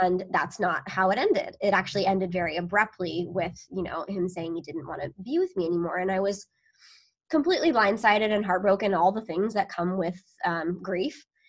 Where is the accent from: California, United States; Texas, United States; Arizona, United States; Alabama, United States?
California, United States; near Sacramento, Northern; moved away as an adult; also born or lived in Chicago; now in Long Beach, United States; born in Long Beach actually, but raised up in Northern California, close to like the Sacramento area